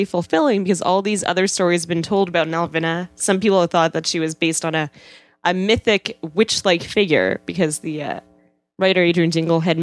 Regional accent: Winnipeg, Manitoba, Canada; I'm from Winnipeg

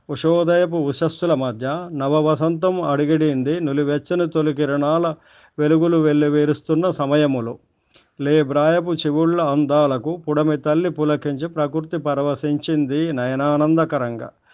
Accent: Jangaon, Telangana, India; మా ఊరు జనగామ

